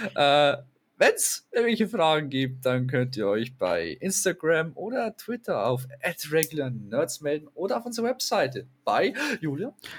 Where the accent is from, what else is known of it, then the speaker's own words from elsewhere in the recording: Germany; Bei uns in Deutschland, zumindest, ich sage in dem Bereich, wo wir leben